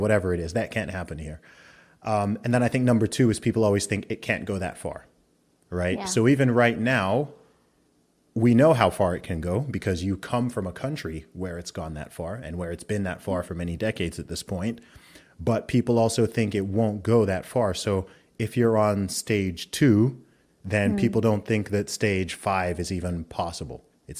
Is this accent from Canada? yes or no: no; Saudi Arabia; also born or lived in England; I grew up primarily in the Middle East. I grew up in Saudi Arabia, but I was born in England, went to an American school in Saudi Arabia for a while. Then I went back to school in England.